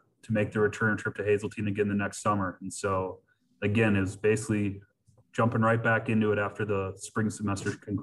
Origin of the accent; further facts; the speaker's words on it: Alexandria, Minnesota, United States; originally I'm from Alexandria, Minnesota, which is about 2 hours northwest of the Twin Cities here